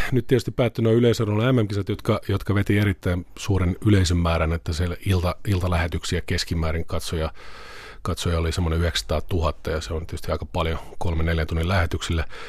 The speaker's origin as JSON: {"language": "Finnish", "town": "Vantaa", "region": "Uusimaa", "country": "Finland", "tie": "born or raised there", "said": "ihan pikkupoikana mä aloitin tota, Vantaalla asuin Martinlaaksossa, aloin Vantaan Salamissa yleisurheilemaan varmaan niin tuolla järjestäytyneesti 8-9-vuotiaana"}